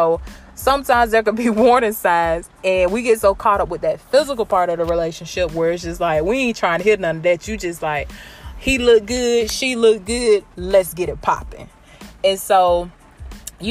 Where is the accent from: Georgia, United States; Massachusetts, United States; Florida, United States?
Georgia, United States; Blakely; Y'all know I'm from Georgia. I rep Georgia, Blakely, Georgia, to be exact. Early County